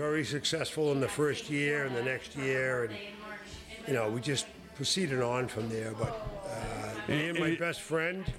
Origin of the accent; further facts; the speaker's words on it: Boston, Massachusetts, United States; also born or lived in Holliston, Massachusetts; I grew up in Jamaica Plain in Boston, Massachusetts